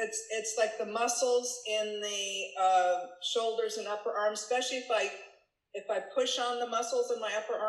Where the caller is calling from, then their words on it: Fremont, California, United States; I'm in Fremont, California, in the San Francisco Bay Area.